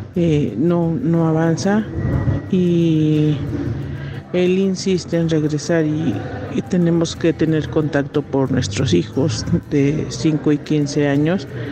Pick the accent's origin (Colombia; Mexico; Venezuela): Mexico; soy mexicana